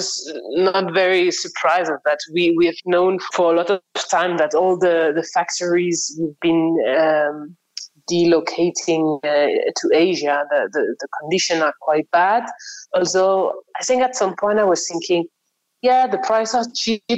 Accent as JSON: {"language": "English", "town": "Paris", "region": "Île-de-France", "country": "France", "tie": "born or raised there", "moved": "yes", "said": "originally I'm from France. I grew up in Paris"}